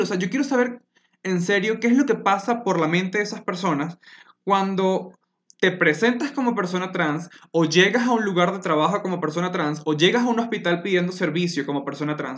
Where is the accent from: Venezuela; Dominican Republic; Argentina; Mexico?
Venezuela; now in Colombia; soy una persona venezolana que vive en Colombia desde hace un buen tiempo